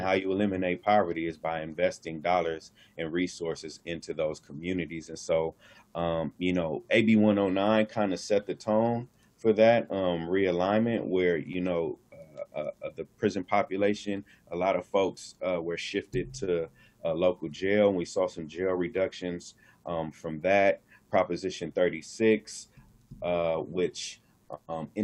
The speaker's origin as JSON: {"language": "English", "town": "Los Angeles", "region": "California", "country": "United States", "tie": "born or raised there", "said": "born and raised in South Central Los Angeles."}